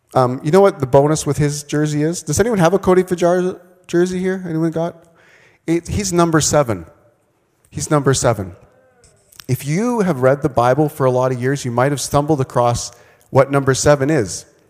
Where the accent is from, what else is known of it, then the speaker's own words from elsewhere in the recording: Manitoba, Canada; also born or lived in Vancouver, British Columbia; now in Saskatchewan, Canada; I grew up in Manitoba.